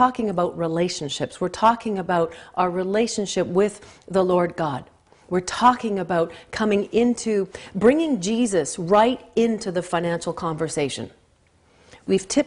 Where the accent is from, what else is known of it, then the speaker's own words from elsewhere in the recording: Canada; I'm a Canadian